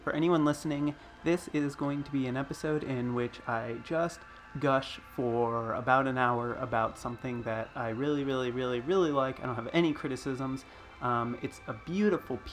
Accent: Fort Lauderdale, Florida, United States; now in Portland, United States; I grew up in South Florida, kind of in the outside of the greater Fort Lauderdale area

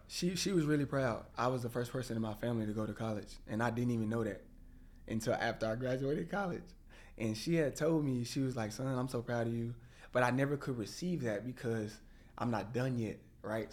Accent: Waco, Texas, United States; moved away as an adult; now in Dallas, United States; I was growing up in Waco, Texas

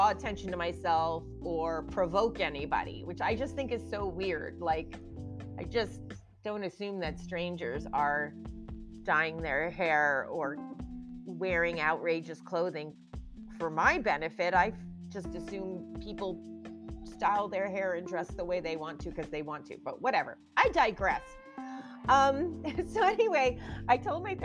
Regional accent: New Jersey, United States; now in California, United States; I'm born and raised in New Jersey

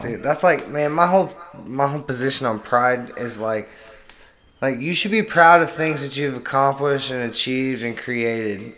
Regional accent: Oklahoma, United States; we're from Oklahoma

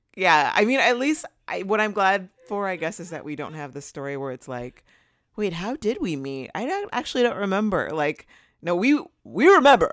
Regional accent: Southern California, United States; also born or lived in Los Angeles; I live in L A, and I've, I'm from Southern California originally

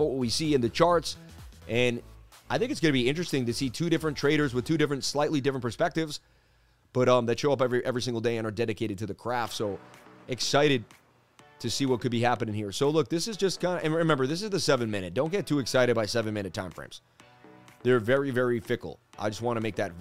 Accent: New York, United States; I grew up in New York

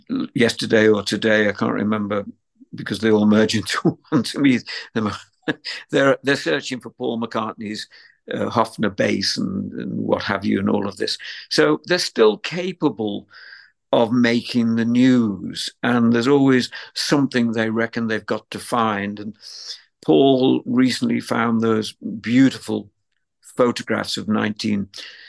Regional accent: Liverpool, North West England, United Kingdom; as a teenager growing up in Liverpool

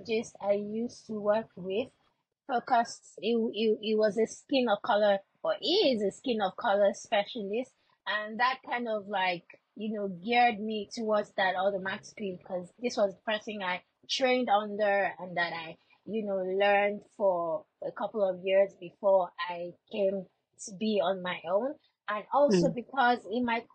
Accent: Lagos, Nigeria; I grew up in a place called Surulere in Lagos.

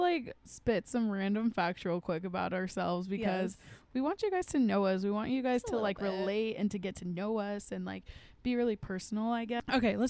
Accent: Phoenix, Arizona, United States; also born or lived in Ahwatukee, Arizona; I, like, grew up in downtown Phoenix, lived there most of my life, moved to Ahwatukee in high school. And if you don't know where Ahwatukee is in Arizona, because, like, nobody does, it's literally in between Tempe and Chandler.

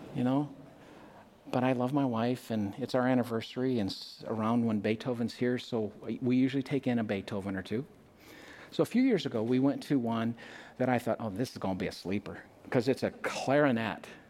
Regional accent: Minnesota, United States; we're Minnesotans.

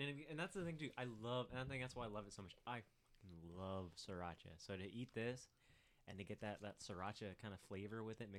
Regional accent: the Valley, Arizona, United States; growing up in the Valley, I was always going to baseball games to watch the Diamondbacks.

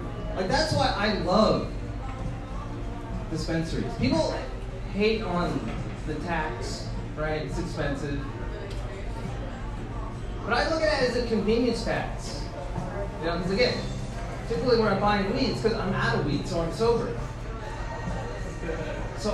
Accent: Bakersfield, California, United States; now in Oakland, United States; I grew up in Bakersfield

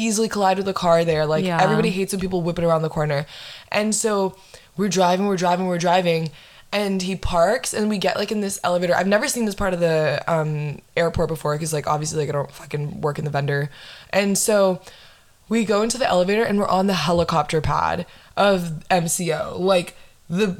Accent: Windermere, Florida, United States; I'm from Windermere

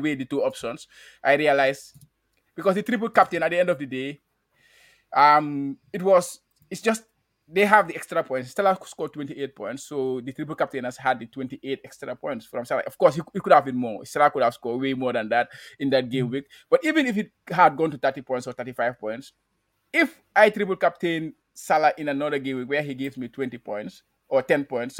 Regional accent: Gambia; now in Japan; I'm a Gambian. I didn't say that, but I'm from the Gambia

